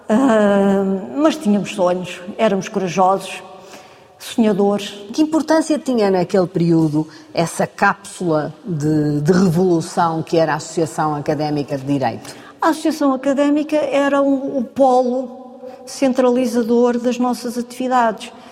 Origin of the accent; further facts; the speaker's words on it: Angola; born there; Sim, eu nasci, nasci em Angola, meu pai era do quadro administrativo